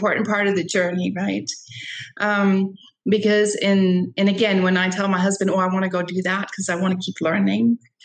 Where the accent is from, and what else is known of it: San Francisco, California, United States; born or raised there; also born or lived in Costa Rica